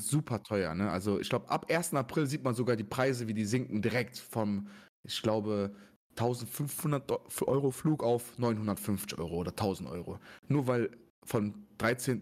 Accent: Germany; wenn mich jemand fragt, woher kommst du, als was siehst du dich, ich sage immer Deutsch

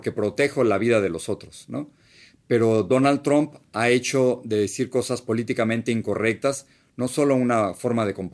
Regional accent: State of Mexico, Mexico; Yo regresaría a la casa donde, donde crecí en México. Era una casa, Hacienda de Piedras Negras número 10, Bosques de Chegaray, Estado de México, en la República Mexicana

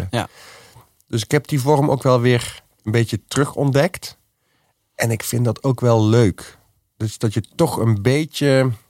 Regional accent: Amsterdam, North Holland, Netherlands; En ik kom uit de Jordaan.

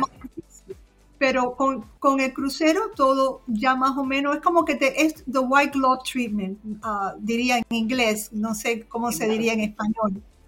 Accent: Cuba; also born or lived in Florida; now in Michigan, United States; Yo nací en Cuba en el año 55

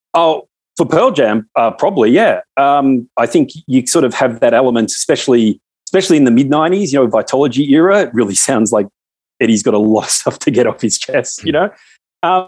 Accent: Australia; as an Australian, is we watch all your American movies

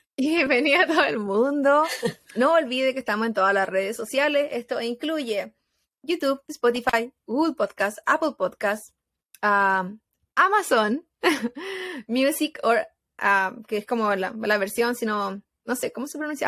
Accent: Chile; moved away; como chilena

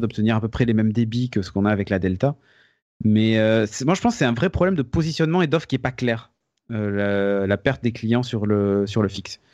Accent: France; chez nous en France

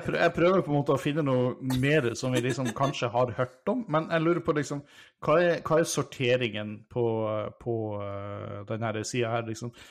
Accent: about 300 km from Tromsø, Northern Norway, Norway; also born or lived in Italy; det er jo sånn relativt nære fra der jeg kommer fra

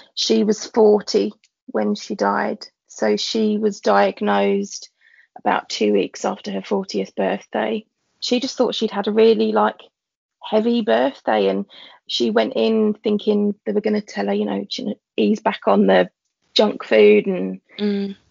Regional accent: London, United Kingdom; I'm a teacher from East London, born and bred.

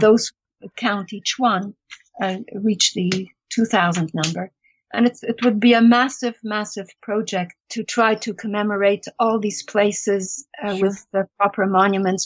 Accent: Chernivtsi, Chernivtsi Oblast, Ukraine; moved away; I was born in Chernivtsi after the war

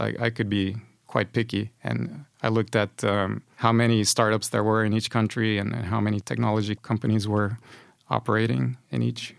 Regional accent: Honduras; moved away as an adult; now in Sweden; I come from Honduras. It's a Central American country.

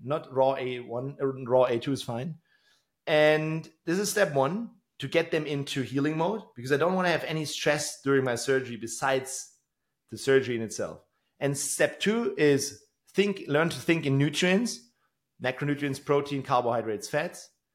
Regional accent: Tübingen, Baden-Württemberg, Germany; in my hometown here in Tübingen

